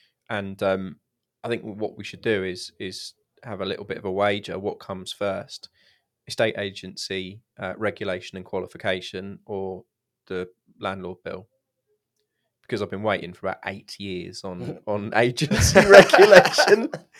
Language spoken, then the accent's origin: English; Yorkshire and the Humber, United Kingdom; And I'm from Yorkshire. You wouldn't know from the accent